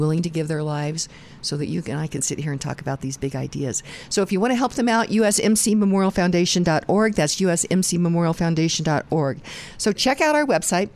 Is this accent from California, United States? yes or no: no; Goodland, Kansas, United States; moved away; my hometown, Goodland, Kansas.